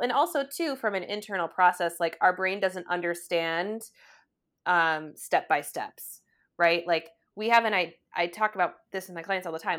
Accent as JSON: {"language": "English", "country": "United States", "said": "we are as an American, like, society"}